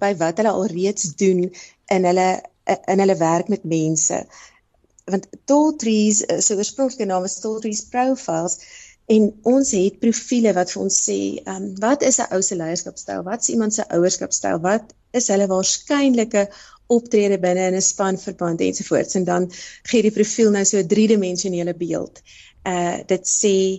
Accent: South Africa; daai geleentheid het my kom vang hier so in Suid-Afrika

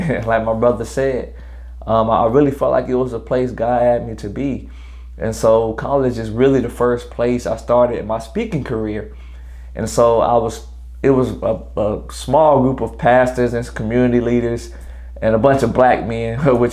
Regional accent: Greenville, South Carolina, United States; I'm originally from Greenville, South Carolina. 864 stand all the way up. I'm a graduate of Greenville High School 2011

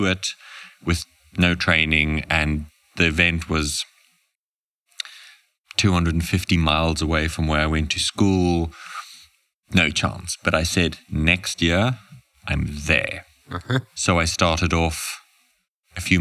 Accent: Namibia; I was born and raised in Namibia, very proud

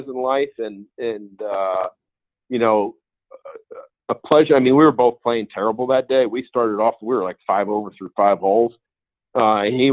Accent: Paramus, New Jersey, United States; where I grew up in Paramus

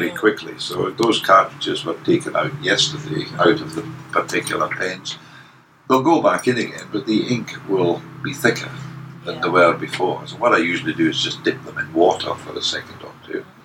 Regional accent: Scotland, United Kingdom; now in Sydney, Australia; being Scottish

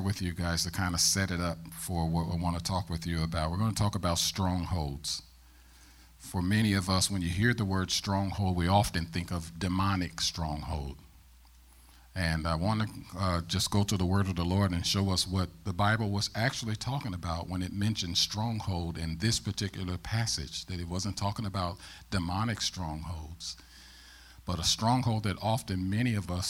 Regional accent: St. Louis, Missouri, United States; also born or lived in Ferguson, Missouri; I'm born and raised in St. Louis, Missouri

